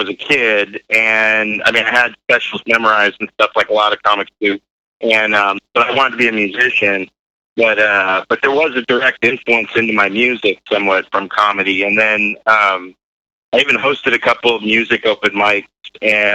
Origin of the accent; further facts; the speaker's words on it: Newark, California, United States; I pretty much grew up where I live in Newark